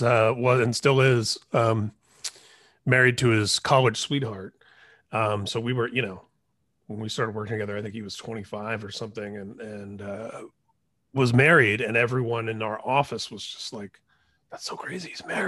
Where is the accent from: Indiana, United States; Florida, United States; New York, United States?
Indiana, United States; Indianapolis; moved away as an adult; now in Southern California, United States; I grew up in Indianapolis. So I'm in that very same parallel track with you, where I moved to Southern California in 2001. Actually 20 years ago next month.